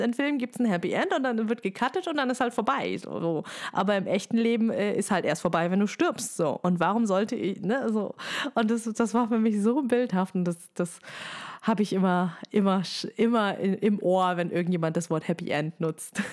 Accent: Germany; bei uns in Deutschland

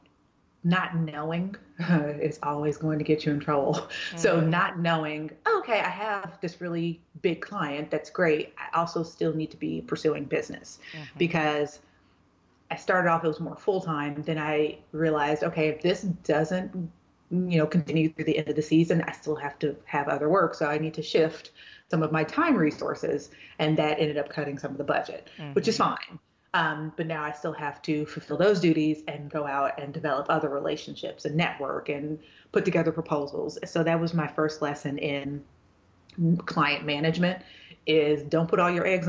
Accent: Houston, Texas, United States; moved away as an adult; also born or lived in Dallas; From Houston. So I'm a Texan through and through.

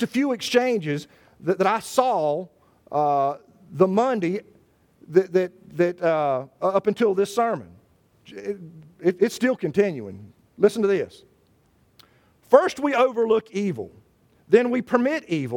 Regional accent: Charlotte, North Carolina, United States; moved away; a newspaper in Charlotte from my hometown

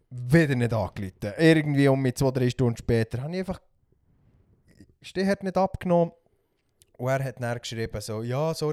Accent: Switzerland; gerade für uns Schweizer

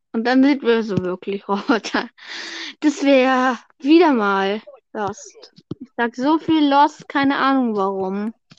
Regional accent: Bavaria, Germany; ich bin bayerisch

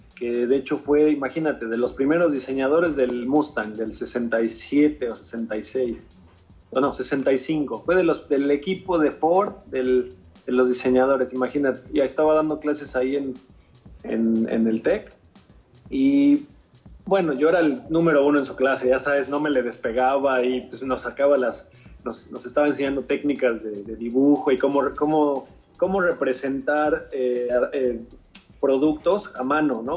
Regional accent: Mexico; moved away; siendo mexicano y bueno, eh, viniendo de, de, México

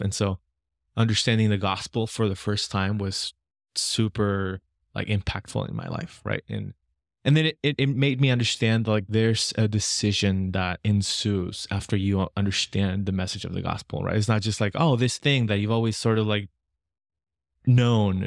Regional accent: Lima, Peru; I was born and raised in Lima, Peru

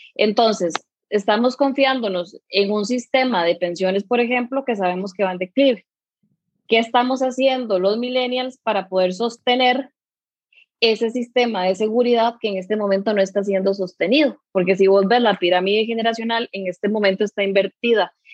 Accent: Curridabat, San José, Costa Rica; Yo soy de aquí de Curry

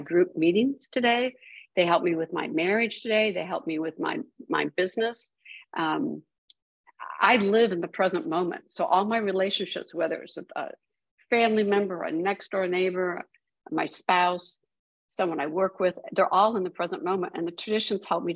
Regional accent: Midwest, United States; I was raised in the Midwest

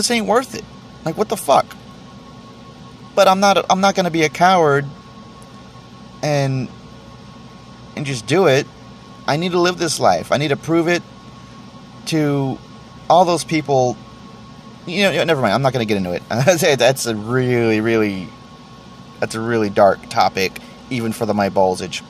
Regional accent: Texas, United States; I'm from Texas

